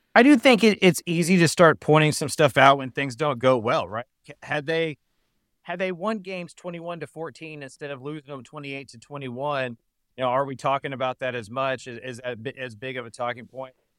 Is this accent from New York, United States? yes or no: no; Austin, Texas, United States; I, I am from Austin. I live in Austin